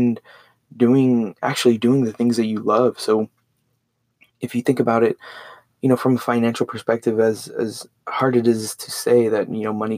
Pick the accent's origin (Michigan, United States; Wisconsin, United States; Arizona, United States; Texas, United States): Texas, United States; Port Lavaca; Went to high school in Port Lavaca, Texas, super small town